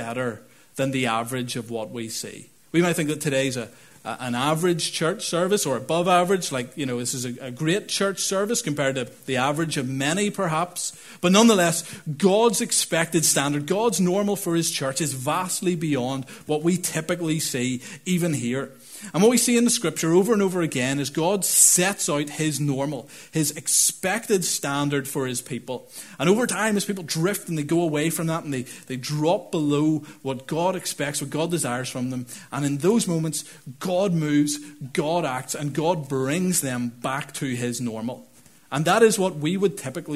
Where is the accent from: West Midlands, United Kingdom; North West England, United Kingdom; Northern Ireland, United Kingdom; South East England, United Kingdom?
Northern Ireland, United Kingdom; I'm from Northern Ireland too.